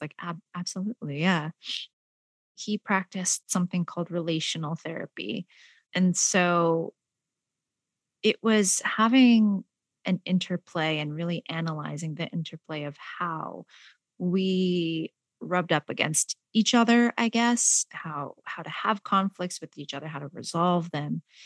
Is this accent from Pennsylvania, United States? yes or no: no; San Jose, California, United States; also born or lived in Malaysia; I am an immigrant from Malaysia. I grew up in San Jose, California